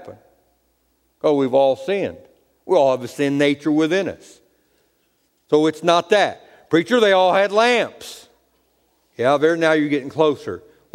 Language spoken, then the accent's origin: English; United States; I'm an American. I have a birth certificate.